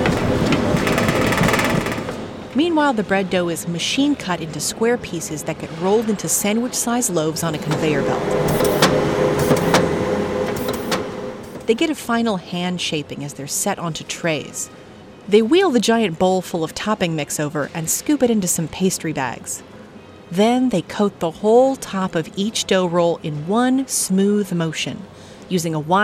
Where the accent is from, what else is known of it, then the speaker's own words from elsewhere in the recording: Southern California, United States; also born or lived in San Francisco; I grew up in Southern California